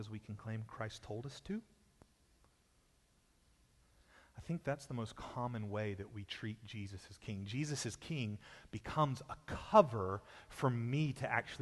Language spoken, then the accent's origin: English; Texas, United States; I was born in Texas